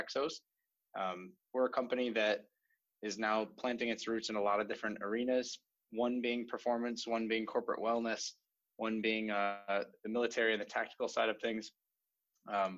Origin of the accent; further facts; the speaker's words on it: New York, United States; moved away as an adult; now in California, United States; I grew up on the East Coast in New York